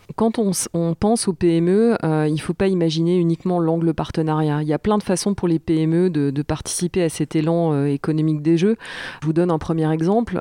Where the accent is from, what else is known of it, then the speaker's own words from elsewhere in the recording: Jura, Bourgogne-Franche-Comté, France; j'ai grandi, euh, j'ai grandi dans le Jura